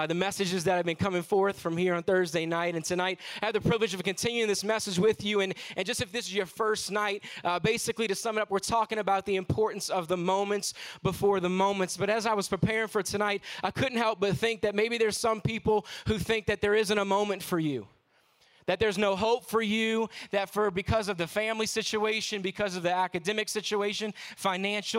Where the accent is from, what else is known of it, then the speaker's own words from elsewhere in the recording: New Orleans, Louisiana, United States; I am from New Orleans, Louisiana